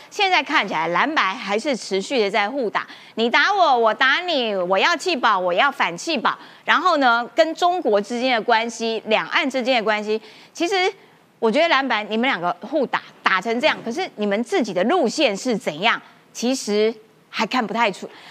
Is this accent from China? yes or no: no; Kaohsiung, Taiwan; 我们高雄人就是这样子哈